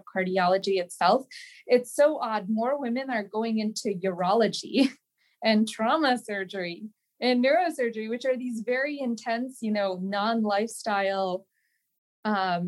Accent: Okemos, Michigan, United States; moved away as an adult; also born or lived in Washington, D.C.; now in Columbus, United States; I grew up in a small town in Okemos, Michigan, which is a small town outside of East Lansing, Michigan

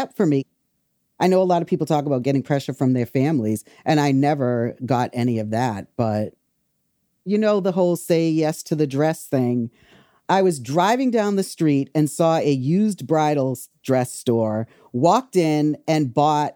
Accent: Wareham, Massachusetts, United States; also born or lived in Boston; I grew up in Wareham, Mass, which is a small town

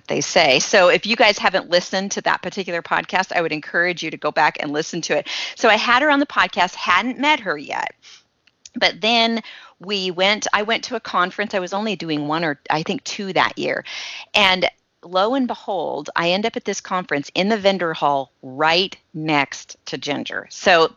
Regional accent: Shafter, California, United States; moved away; I grew up in the Central Valley near Bakersfield in a little tiny town called Shafter.

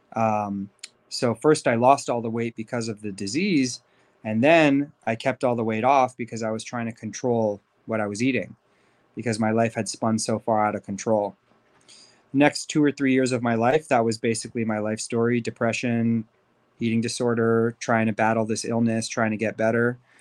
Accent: Beverly Hills, California, United States; also born or lived in Los Angeles; I was, uh, born and raised in L A to Persian Jewish parents. Um, I grew up in Beverly Hills

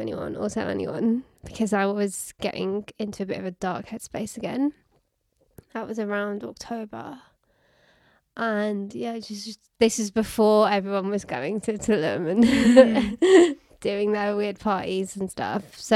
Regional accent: Birmingham, West Midlands, United Kingdom; now in London, United Kingdom; I'm from Birmingham

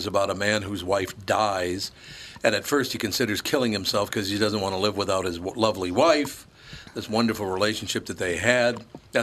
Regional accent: Minneapolis, Minnesota, United States; where I grew up in North Minneapolis

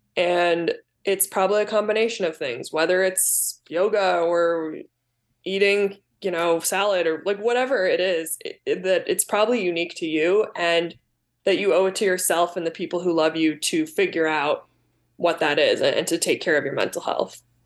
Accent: Southwest suburbs of Chicago, Illinois, United States; also born or lived in Glen Ellyn, Illinois; I grew up in the South, Su-, Southwest suburbs

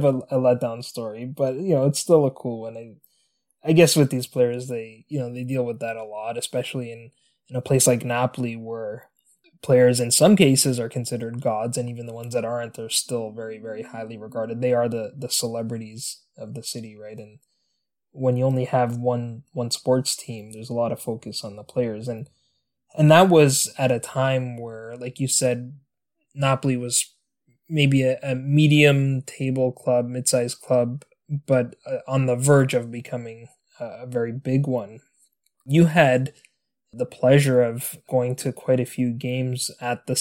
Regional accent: Canada; my home country of Canada

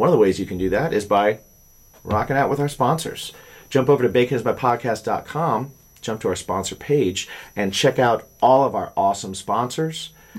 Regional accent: Indiana, United States; now in New York, United States; I grew up in Indiana.

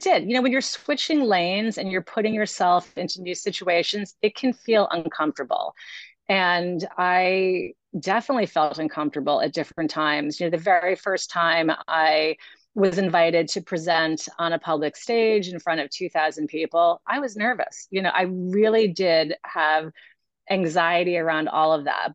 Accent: New York City, New York, United States; also born or lived in Massachusetts; now in Long Island, United States; I actually grew up in New York City

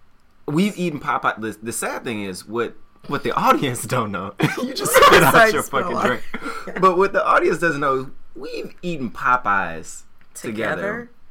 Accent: Memphis, Tennessee, United States; I'm from Memphis, Tennessee.

